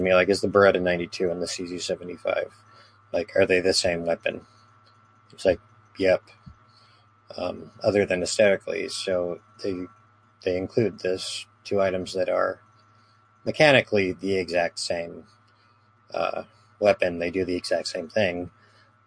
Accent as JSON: {"language": "English", "country": "United States", "said": "I'm some American"}